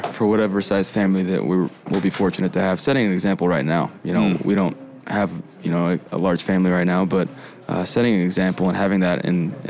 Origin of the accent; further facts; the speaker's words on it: Texas, United States; moved away; I'm from Texas.